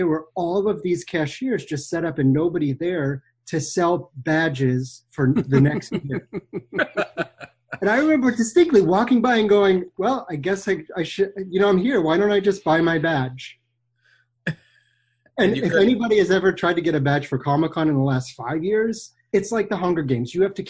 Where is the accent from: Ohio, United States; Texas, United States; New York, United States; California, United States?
Ohio, United States; Painesville; now in Los Angeles, United States; I grew up just outside of Cleveland in a tiny little town called Painesville in Perry, Ohio.